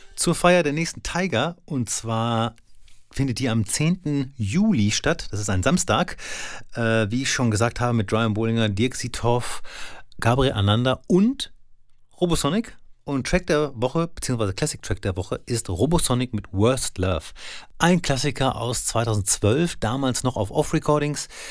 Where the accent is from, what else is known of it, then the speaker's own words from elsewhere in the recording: Soest, North Rhine-Westphalia, Germany; In Soest, da wo ich herkomme